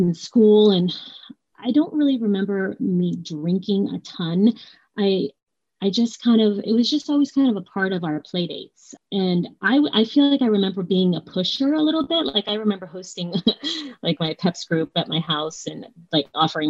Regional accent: Southern California, United States; moved away as an adult; now in Edmonds, United States; I am from Southern California. I live in Edmonds, Washington

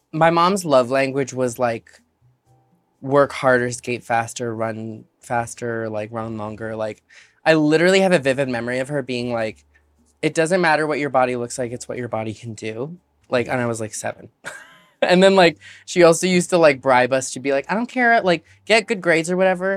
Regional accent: Alaska, United States; moved away; also born or lived in Chicago; growing up in Alaska

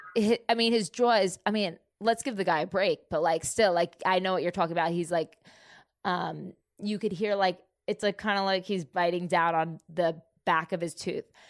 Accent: New Jersey, United States; moved away as an adult; also born or lived in Florida; now in Dallas, United States; I'm from Jersey

